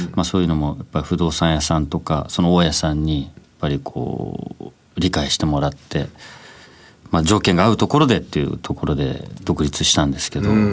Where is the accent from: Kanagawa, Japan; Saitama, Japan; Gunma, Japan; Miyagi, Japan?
Kanagawa, Japan; Chigasaki; 僕は茅ヶ崎出身なんです